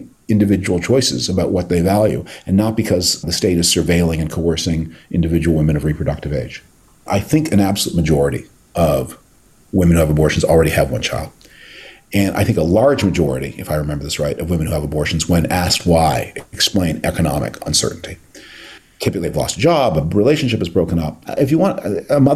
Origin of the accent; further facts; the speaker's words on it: Canada; moved away; my native Canada